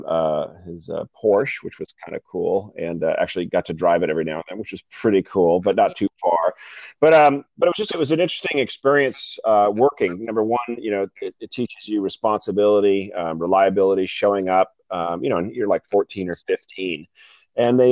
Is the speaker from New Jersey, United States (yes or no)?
no; Newport Beach, California, United States; I was born and raised in Newport Beach, California